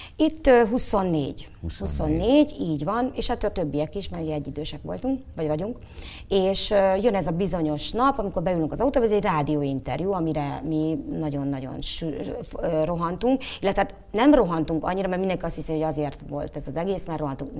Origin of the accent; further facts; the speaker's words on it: Szolnok, Jász-Nagykun-Szolnok, Hungary; Szolnoki vagyok